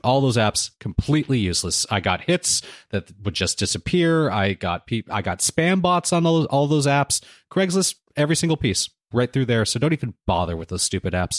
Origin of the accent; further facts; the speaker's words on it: United States; my wife and I are both first generation American. Well, she's Canadian, I'm American.